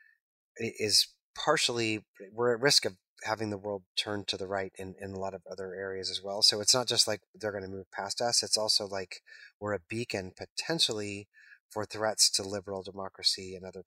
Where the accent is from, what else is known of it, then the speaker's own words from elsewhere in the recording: Missouri, United States; now in New York, United States; the religion I grew up surrounded by in Missouri